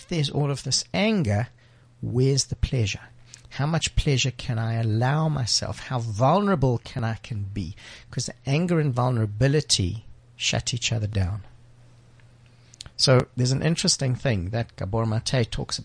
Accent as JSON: {"language": "English", "town": "Johannesburg", "region": "Gauteng", "country": "South Africa", "tie": "born or raised there", "said": "I grew up in the Jewish community in Joburg"}